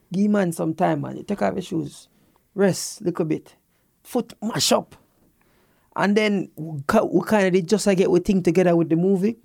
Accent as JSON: {"language": "English", "country": "Jamaica", "said": "as a Jamaican"}